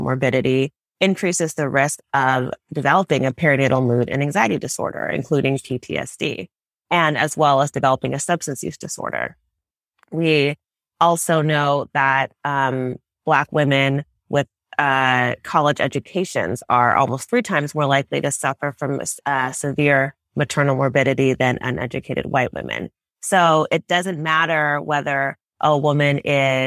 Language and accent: English; Los Angeles, California, United States; I'm Nigerian American. I was born in Los Angeles and my family is from Nigeria